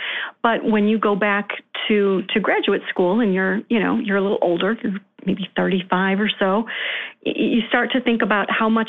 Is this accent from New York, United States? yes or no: yes; Rochester, New York, United States; also born or lived in Connecticut; So we decided to move back to where my family is from, where I was raised in Rochester, New York, where the quality of living is a little more affordable.